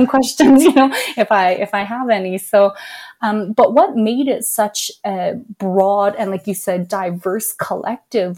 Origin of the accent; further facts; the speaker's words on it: Canada; being Chinese Canadian, being a Chinese person born in Canada